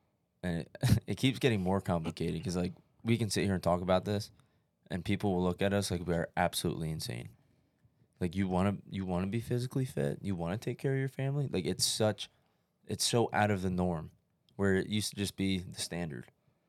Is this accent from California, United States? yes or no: no; Bangor, Maine, United States; We joke about it, like, oh, we're from Bangor, like what happens in Bangor, right?